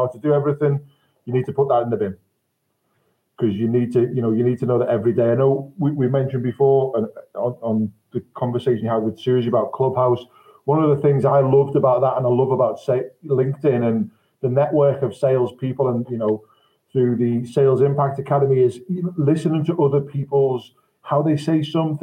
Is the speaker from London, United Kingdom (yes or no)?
no; Liverpool, North West England, United Kingdom; I'm from Liverpool